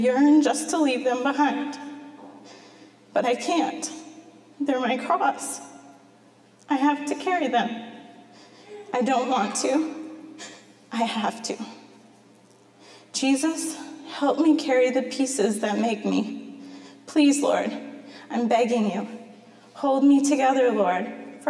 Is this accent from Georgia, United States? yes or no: no; Masonville, Iowa, United States; now in Marion, United States; I grew up in Masonville in the country